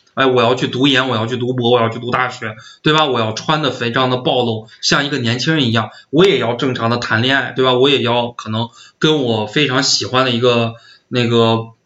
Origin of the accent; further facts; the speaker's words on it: northern China, China; 因为我是北方人